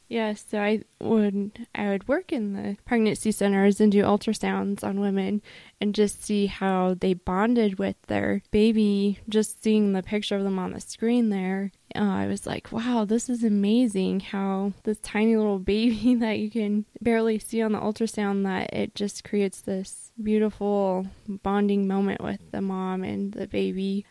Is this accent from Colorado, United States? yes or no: yes; Colorado, United States; I grew up in Colorado